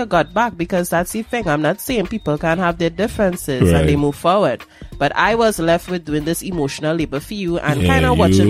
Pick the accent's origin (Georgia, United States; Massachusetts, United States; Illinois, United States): Georgia, United States; Atlanta; What is a Horner man? I'm from Atlanta. I don't know what that is.